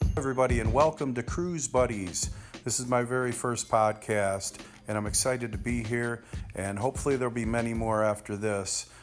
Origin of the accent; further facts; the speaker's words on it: Michigan, United States; we're from Michigan